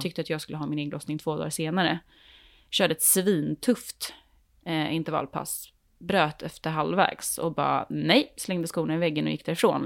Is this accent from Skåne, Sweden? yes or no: no; Värmdö, Stockholm County, Sweden; jag är, är, från Värmdö